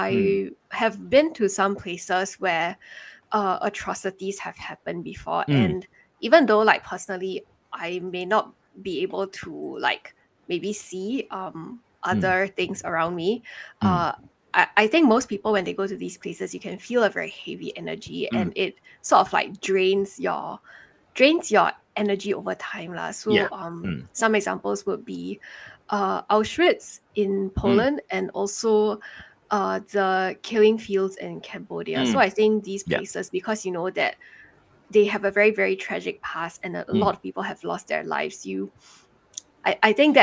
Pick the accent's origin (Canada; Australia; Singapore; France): Singapore; also born or lived in China; My family's from China, so my parents moved here when I was 3 years old. So even though I grew up in Singapore